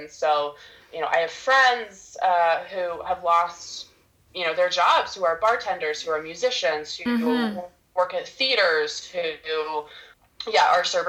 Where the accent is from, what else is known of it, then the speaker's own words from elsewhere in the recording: Tacoma, Washington, United States; also born or lived in Portland, Oregon; now in Seattle, United States; I grew up in Tacoma, which is about an hour outside of Seattle. My parents are still in the same house I grew up in. So that was 18 years, moved down to Portland, Oregon for college, and then went back to Seattle and have been in Seattle since I graduated.